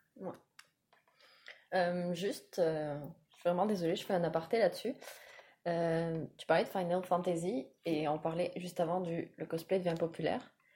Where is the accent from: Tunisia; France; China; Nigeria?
France; moved away as an adult; now in Quebec, Canada; je suis française, je vis au Québec depuis quatre ans maintenant